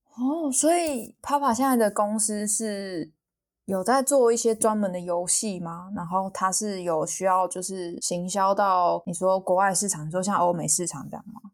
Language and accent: Chinese; Taipei, Taiwan; moved away as an adult; now in Chiayi, Taiwan; 我是台北人，可是我现在是在嘉义这边读书跟实习